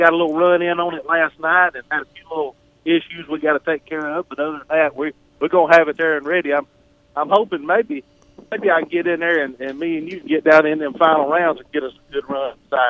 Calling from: Birmingham, Alabama, United States; Hey, I'm calling here from Birmingham, Alabama.

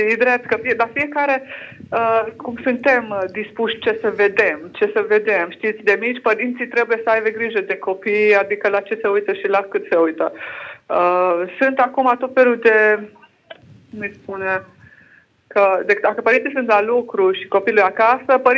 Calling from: Lincoln, East Midlands, United Kingdom; Uh, sunt din Anglia, acum sunt în Anglia.

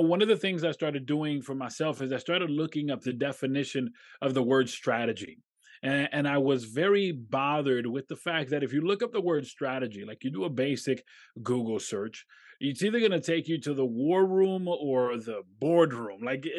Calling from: Rochester, New York, United States; I'm in upstate New York. Specifically, I'm in Rochester.

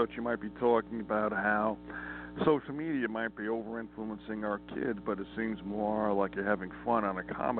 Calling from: Montana, United States

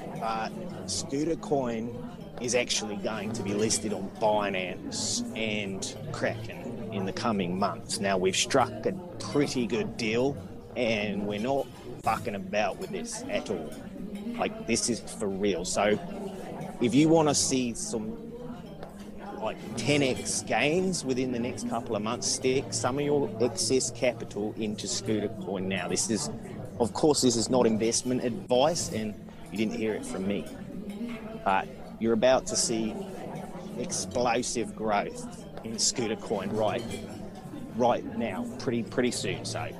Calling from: Netherlands; I'm calling from the Netherlands at the moment. I'm sitting here with my post-production team.

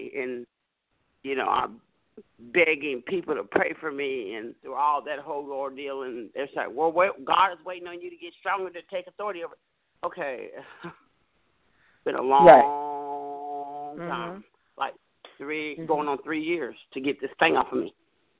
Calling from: Dallas, Texas, United States; I'm calling from the Dallas area, Dallas, Texas.

